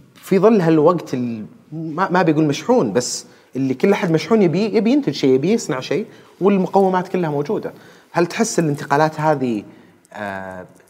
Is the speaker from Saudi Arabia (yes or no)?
yes; Saudi Arabia; عندنا في السعودية هنا